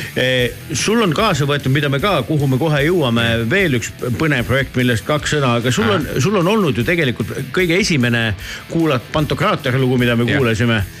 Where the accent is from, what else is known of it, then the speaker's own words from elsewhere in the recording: Tallinn, Harju County, Estonia; olen kasvanud eh, Nõmmel suusahüppetorni kõrval